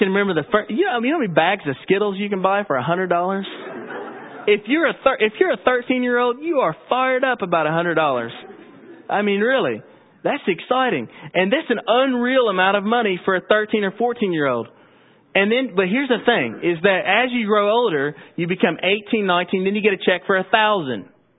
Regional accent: Owensboro, Kentucky, United States; I grew up in Owensboro. My family's been Christians for generations.

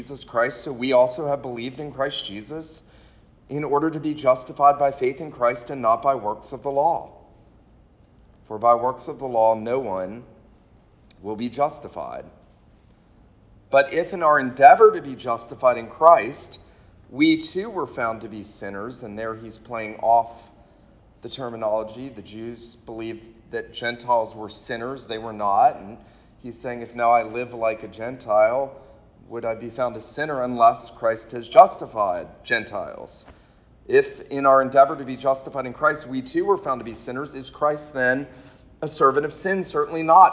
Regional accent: St. Simons Island, Georgia, United States; I grew up on St. Simon's Island, Georgia

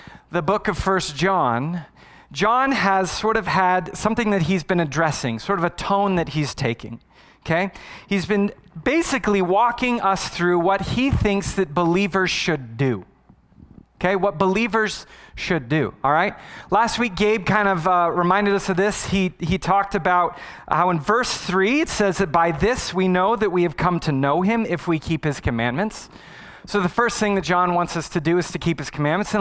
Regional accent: Arizona, United States; I was born and raised in Arizona

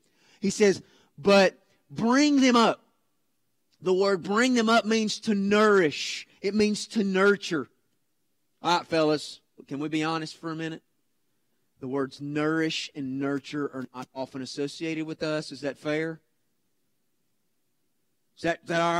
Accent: United States; we as American dads

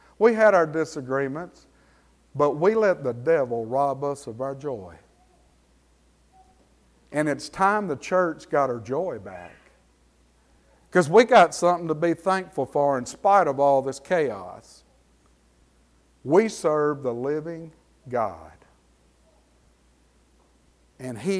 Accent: Franklin Parish, Louisiana, United States; I grew up in the South, in the deep South, down there in Franklin Parish

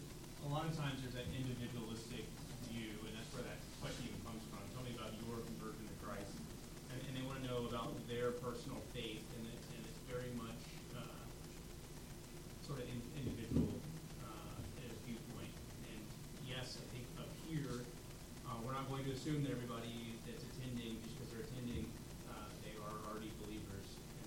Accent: the South, United States; moved away; I grew up in the South too

